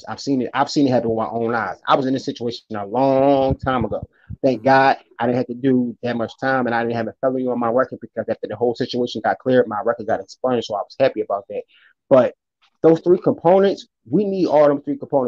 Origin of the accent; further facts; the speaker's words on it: Philadelphia, Pennsylvania, United States; I'm from Philadelphia